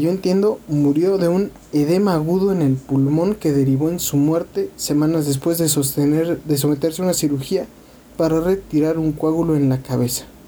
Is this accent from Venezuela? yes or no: no; Mexico; siendo mexicanos